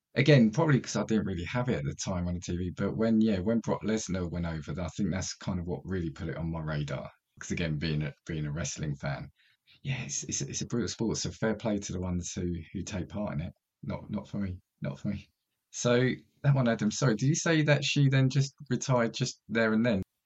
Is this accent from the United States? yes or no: no; United Kingdom; as a British kid